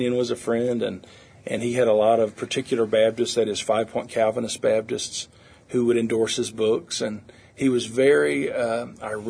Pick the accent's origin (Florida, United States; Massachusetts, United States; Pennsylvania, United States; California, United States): Florida, United States; Pensacola; now in Nashville, United States; I'm from Pensacola, Florida, down on the sunny Gulf Coast